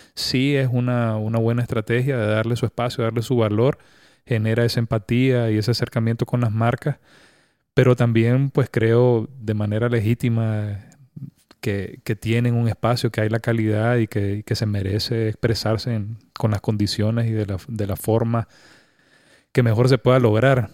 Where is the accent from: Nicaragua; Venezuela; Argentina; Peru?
Nicaragua; como, personas, como nicaragüenses